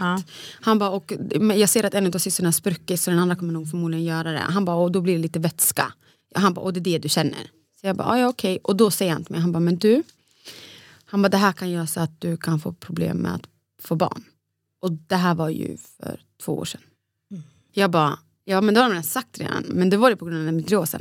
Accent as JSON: {"language": "Swedish", "country": "Sweden", "also_born_or_lived": "Borås", "moved": "as an adult", "lives_now": "Stockholm, Sweden", "said": "den spralliga tjejen från Borlänge"}